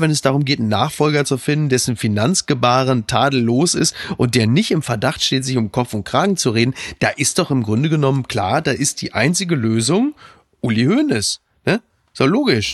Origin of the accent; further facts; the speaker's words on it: Ruhr area, North Rhine-Westphalia, Germany; jetzt komme ich ja nun aus dem Ruhrgebiet